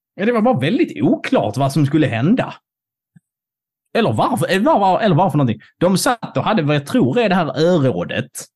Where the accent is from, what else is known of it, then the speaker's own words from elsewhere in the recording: Scanians, Skåne, Sweden; vi är ju båda skåningar